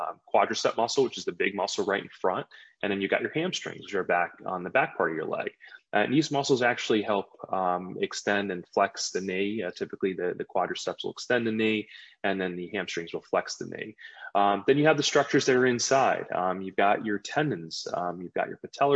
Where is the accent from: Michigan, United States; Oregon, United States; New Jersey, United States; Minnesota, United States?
New Jersey, United States; also born or lived in Maryland; I was actually born and raised in New Jersey. I'm a Jersey boy